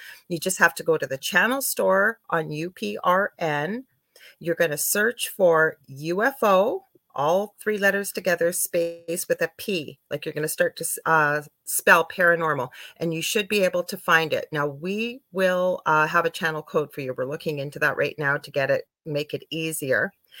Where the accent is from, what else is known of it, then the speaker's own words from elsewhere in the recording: Canada; I'm a Canadian clairvoyant medium